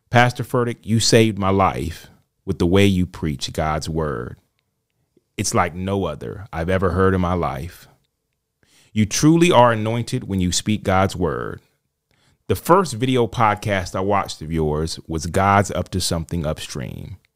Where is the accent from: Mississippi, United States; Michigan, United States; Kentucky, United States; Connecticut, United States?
Michigan, United States; I grew up in Michigan with my older brother and my younger sister and our parents. We were raised Catholic